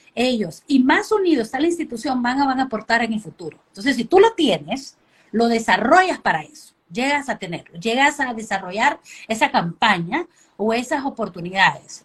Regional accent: Honduras; also born or lived in United States; Crecí en Honduras

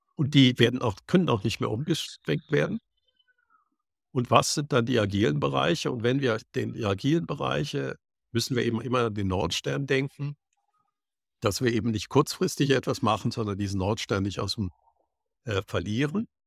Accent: Cologne, North Rhine-Westphalia, Germany; ich bin in Köln aufgewachsen

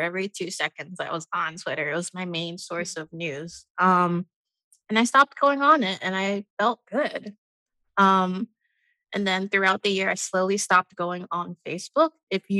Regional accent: United States; I am a Nigerian-American Black woman

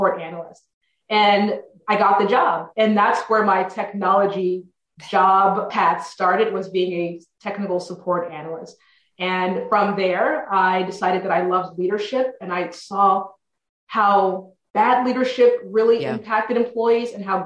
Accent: South Texas, United States; I am a native Texan and I'm from South Texas. So about 6 hours from Dallas, a small town called Ropestown, Texas

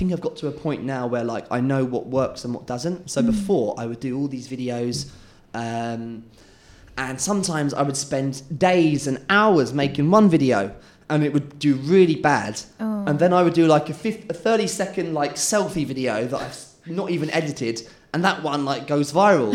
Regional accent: England, United Kingdom; moved away as an adult; now in Malaysia; I'm English

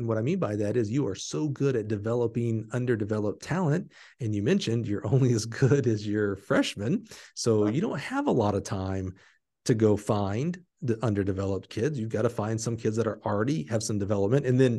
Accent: the South, United States; My whole career was to get to the SEC because I was from the South, right

